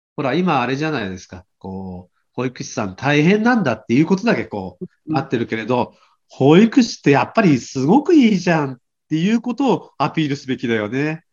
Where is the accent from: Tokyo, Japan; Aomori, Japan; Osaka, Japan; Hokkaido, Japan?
Aomori, Japan; 私たち青森県からしても